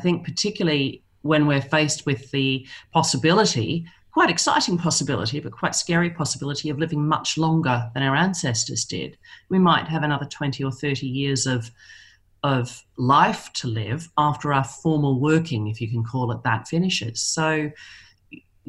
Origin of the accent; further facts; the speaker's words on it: Melbourne, Victoria, Australia; moved away as an adult; now in London, United Kingdom; I'm originally from Melbourne. I've been living here in London for 16 years.